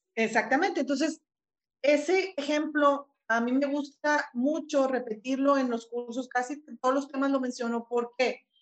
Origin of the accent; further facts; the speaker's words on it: Mexico; lo repetimos como mexicanos